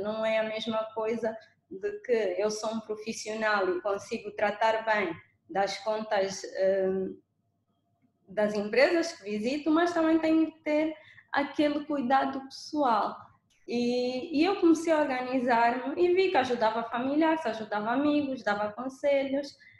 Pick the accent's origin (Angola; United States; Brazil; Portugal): Angola; nos anos 90, quando eu, quando eu era pequenina em Angola